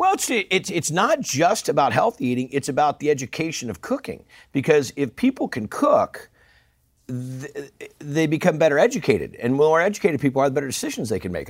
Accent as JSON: {"language": "English", "region": "Northern California", "country": "United States", "said": "I'm a guy from Northern California"}